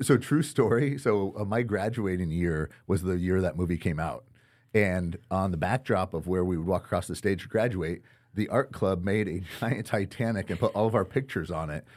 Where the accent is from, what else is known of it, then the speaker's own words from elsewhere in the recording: Winterset, Iowa, United States; grew up in, in Winterset, Iowa, actually just south of Des Moines